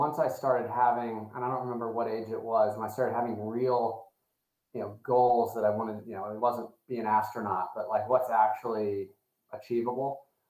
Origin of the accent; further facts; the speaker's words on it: Fort Wayne, Indiana, United States; I grew up in Indiana, a smaller town of Fort Wayne, Indiana. And there was nothing like that.